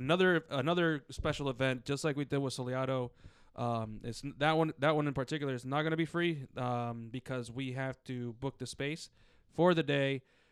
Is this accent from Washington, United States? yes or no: no; Alexandria, Virginia, United States; So the free one is gonna be in my hometown of Alexandria, Virginia.